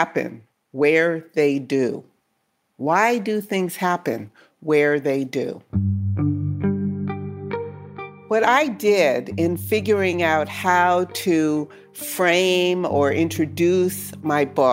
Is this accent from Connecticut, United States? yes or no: yes; New Haven, Connecticut, United States; he's kind of known in my hometown to this day